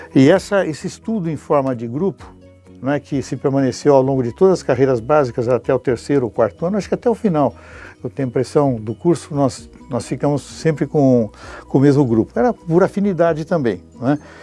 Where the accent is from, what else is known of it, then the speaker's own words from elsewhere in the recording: São Paulo, Brazil; eu sou paulistano da Gema